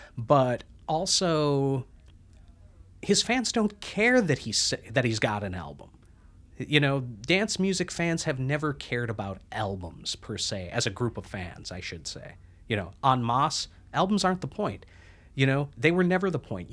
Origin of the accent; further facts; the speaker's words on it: Midwest, United States; moved away; also born or lived in Minneapolis; I'm from the Midwest